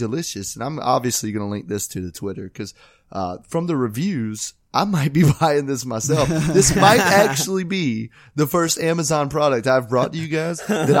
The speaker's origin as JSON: {"language": "English", "region": "West Virginia", "country": "United States", "said": "Yeah, so I'm from West Virginia and I …."}